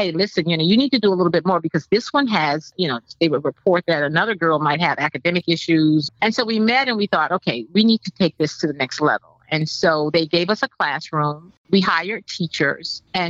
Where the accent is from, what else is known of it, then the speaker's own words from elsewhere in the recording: Miami, Florida, United States; I grew up in Liberty City in Miami, Florida.